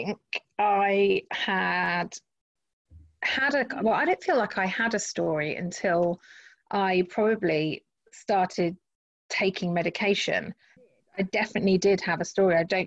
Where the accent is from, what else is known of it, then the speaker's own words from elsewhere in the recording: Henley-on-Thames, South East England, United Kingdom; where I grew up in Henley-on-Thames